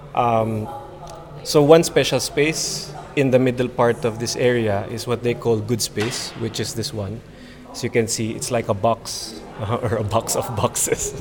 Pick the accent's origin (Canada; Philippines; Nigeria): Philippines; moved away as an adult; now in Japan; I'm an artist from the Philippines, but currently based in Japan now